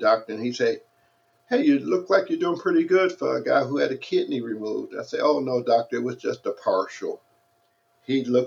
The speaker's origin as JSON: {"language": "English", "town": "Detroit", "region": "Michigan", "country": "United States", "tie": "born or raised there", "moved": "as an adult", "lives_now": "San Dimas, United States", "said": "I grew up in Detroit, Michigan"}